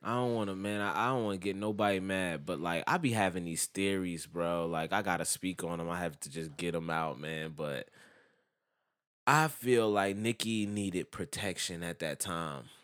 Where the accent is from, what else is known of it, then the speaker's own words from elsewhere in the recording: New Jersey, United States; I'm from Jersey